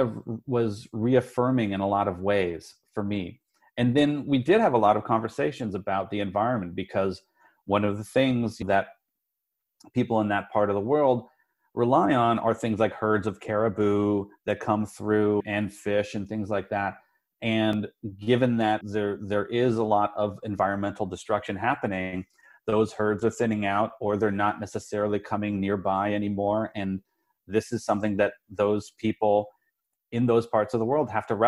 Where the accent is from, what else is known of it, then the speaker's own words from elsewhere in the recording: Denver, Colorado, United States; I grew up in Colorado, which is mountainous and it can get cold